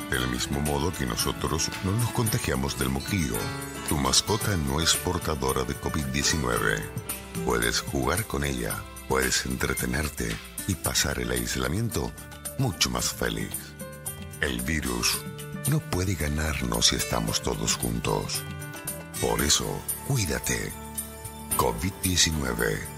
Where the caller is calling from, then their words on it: Argentina; estoy escuchando la radio desde Argentina.